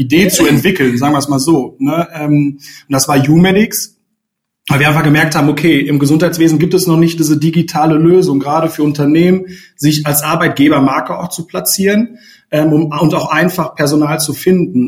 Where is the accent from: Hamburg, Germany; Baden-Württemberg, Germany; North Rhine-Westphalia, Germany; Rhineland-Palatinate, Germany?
North Rhine-Westphalia, Germany; Sauerland; also born or lived in Ruhr area; now in Cologne, Germany; ich komme auch aus dem Sauerland tatsächlich, äh, wohne jetzt auch schon seit einigen Jahren hier in Köln, über einige Umwege übers Ruhrgebiet.